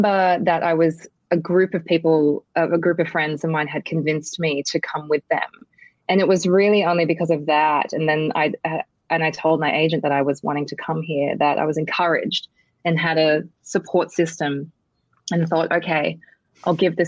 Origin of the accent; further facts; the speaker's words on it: Australia; moved away as an adult; now in United States; I grew up in Australia